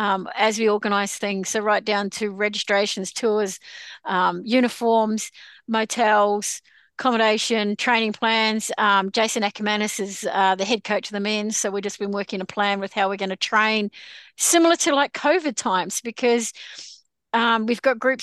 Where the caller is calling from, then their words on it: New South Wales, Australia; I am joining you from Gringai country.